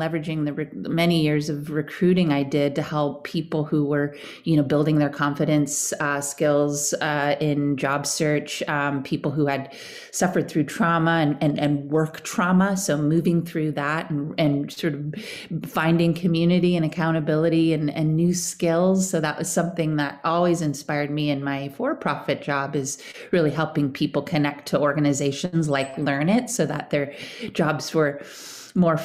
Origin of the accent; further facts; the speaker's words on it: Fairfax, California, United States; now in San Francisco, United States; I grew up here in the Bay Area as well. I was born in San Francisco and then spent most of my life in a little hippie town called Fairfax over in Marin County